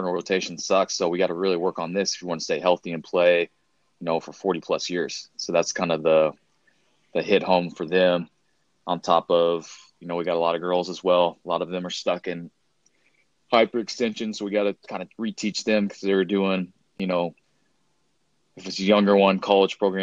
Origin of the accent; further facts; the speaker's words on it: Baldwin City, Kansas, United States; I actually went to Baker University, which is in my hometown